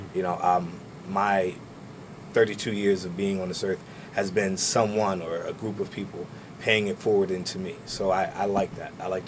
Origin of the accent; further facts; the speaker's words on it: Trenton, New Jersey, United States; But I said, yeah, I'm from Trenton. And they said, oh, where? And I said, oh, over on Landing across from TC&J.